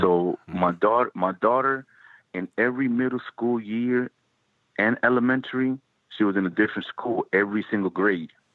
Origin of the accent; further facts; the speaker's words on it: New Jersey, United States; growing up in Jersey.